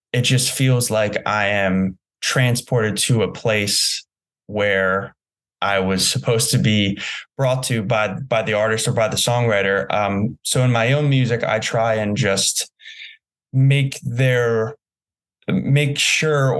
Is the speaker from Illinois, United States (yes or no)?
no; New Jersey, United States; moved away; I had a wonderful upbringing in New Jersey